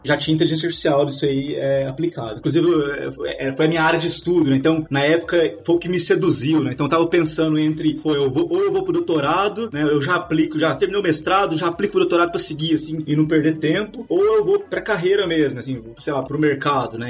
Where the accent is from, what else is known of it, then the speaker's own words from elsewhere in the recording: Minas Gerais, Brazil; moved away as an adult; now in São Paulo, Brazil; Eu sou de, eu sou de Minas